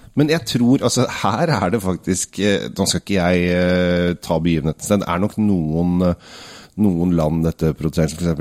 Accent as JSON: {"language": "Norwegian", "country": "Norway", "said": "vi som nordmenn"}